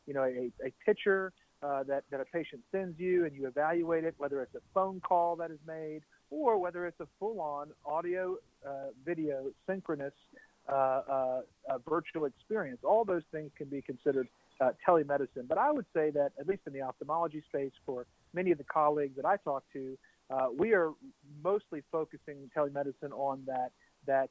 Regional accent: Baton Rouge, Louisiana, United States; I'm from Baton Rouge, Louisiana.

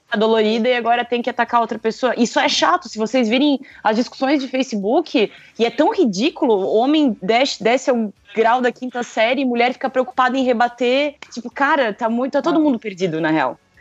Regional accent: Blumenau, Santa Catarina, Brazil; de Blumenau

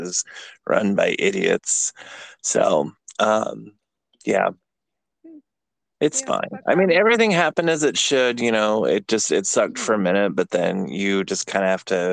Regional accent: 45 minutes east of San Francisco, California, United States; moved away as an adult; now in Atlanta, United States; I'm originally from California, like about a half an hour, 45 minutes east of San Francisco

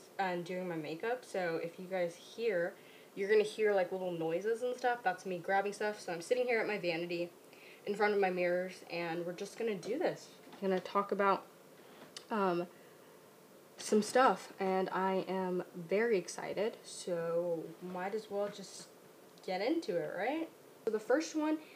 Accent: Orange County, Southern California, United States; we are from Orange County

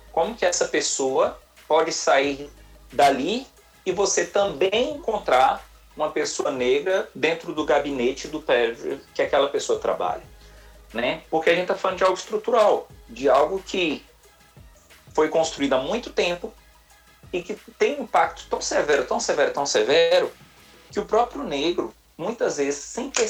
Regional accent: Salvador, Bahia, Brazil; Eu também sou daqui de Salvador.

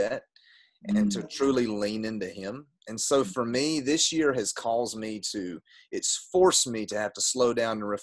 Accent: Gaffney, South Carolina, United States; also born or lived in Gastonia, North Carolina; I am from South Carolina, a town called Gaffney, right on the North Carolina line

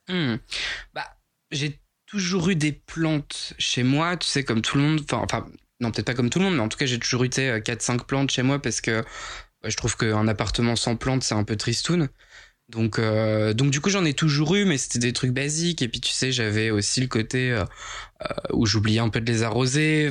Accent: Picardy, Hauts-de-France, France; accent: Picard; also born or lived in Avignon; je suis picard

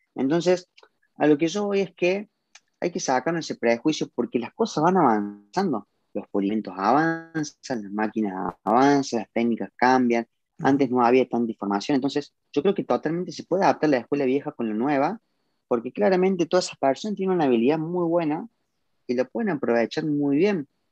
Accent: Córdoba, Argentina; yo hablo por Argentina, que es mi país, el cual siempre digo que amo, yo soy orgullosamente cordobés y argentino

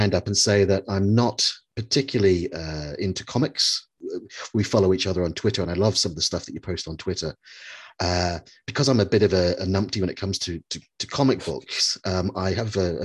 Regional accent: Greymouth, West Coast, New Zealand; moved away; I was born and brought up in New Zealand

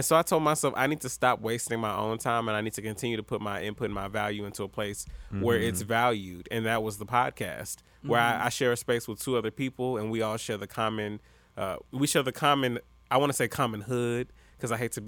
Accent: the South, United States; And me being a Southerner, hospitality is instilled in me.

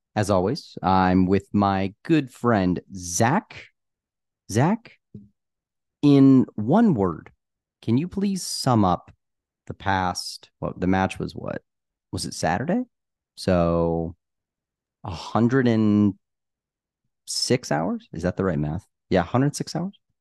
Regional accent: United States; we're from America

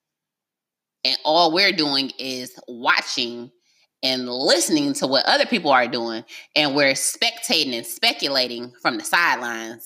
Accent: Detroit, Michigan, United States; I'm from Detroit

